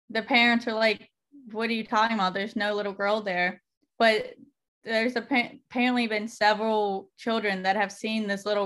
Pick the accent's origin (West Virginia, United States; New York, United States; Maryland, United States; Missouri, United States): West Virginia, United States; Parkersburg; So I'm from Parkersburg.